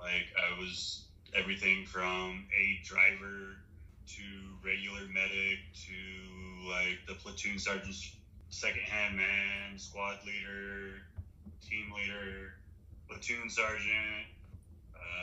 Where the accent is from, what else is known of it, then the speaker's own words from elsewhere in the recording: Western Texas and New Mexico, United States; I grew up in Western Texas and New Mexico.